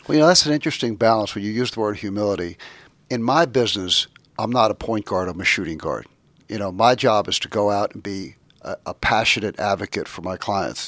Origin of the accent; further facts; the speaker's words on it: Seaford, New York, United States; also born or lived in Queens, New York; I was born in Queens, New York, lived there till I was about eight. We moved out to Long Island to a little town called Seaford